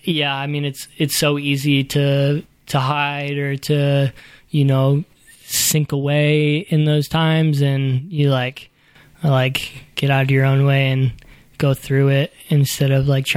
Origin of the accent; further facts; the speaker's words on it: Louisville, Kentucky, United States; I grew up in Louisville, Kentucky.